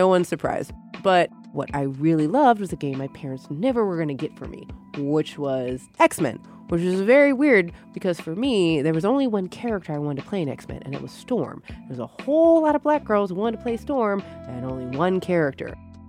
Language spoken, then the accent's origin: English; New York, United States; And being a New Yorker, it's absolutely amazing to have the ability to see Spider-Man go through Manhattan.